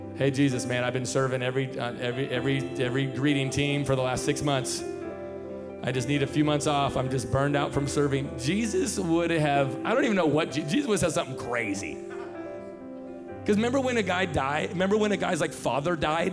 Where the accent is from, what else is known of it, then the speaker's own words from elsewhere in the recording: Tacoma, Washington, United States; I'm from Tacoma, Washington, born and raised